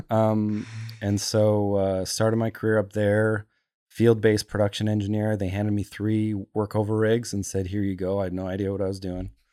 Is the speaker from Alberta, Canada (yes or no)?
yes; Calgary, Alberta, Canada; moved away; I grew up in Calgary.